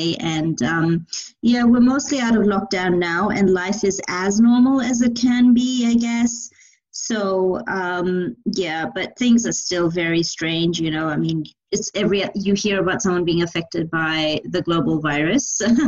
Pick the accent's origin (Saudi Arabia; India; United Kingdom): India; now in New Zealand; I am Indian, so I grew up with it. So my first memories of even watching any film were watching a Hindi film. Growing up in India in the 90s